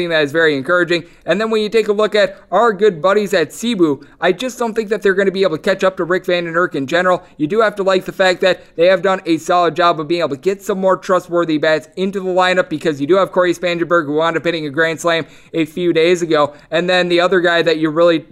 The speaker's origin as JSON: {"language": "English", "region": "Wisconsin", "country": "United States", "said": "I'm from Wisconsin, a big fishing hub and a place that always has Fish Fry Fridays"}